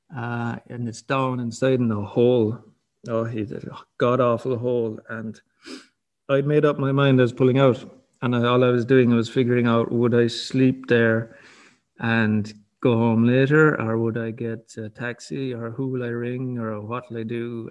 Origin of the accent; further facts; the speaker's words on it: County Kerry, Ireland; I'm from Kerry